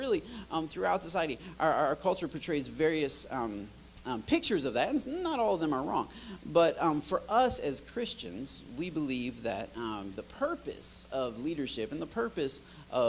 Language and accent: English; Michigan, United States; moved away; I'm from Michigan